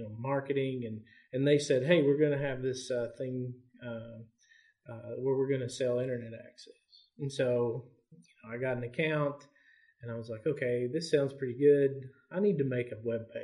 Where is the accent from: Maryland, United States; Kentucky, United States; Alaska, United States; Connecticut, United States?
Kentucky, United States; Elkhorn City; I'm actually from Elkhorn City, which is about 25 miles from Pikeville